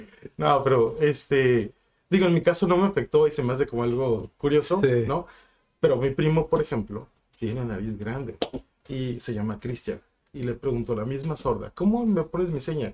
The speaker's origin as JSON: {"language": "Spanish", "town": "Ensenada", "region": "Baja California", "country": "Mexico", "also_born_or_lived": "Mexicali", "moved": "yes", "lives_now": "Tijuana, Mexico"}